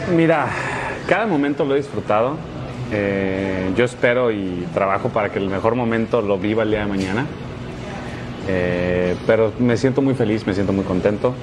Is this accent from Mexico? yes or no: yes; Mexico; como mexicanos